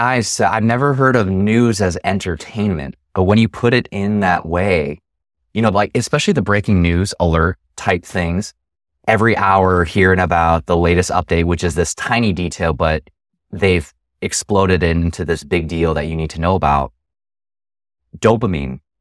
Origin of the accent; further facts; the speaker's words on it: Chicagoland, Illinois, United States; growing up in Chicagoland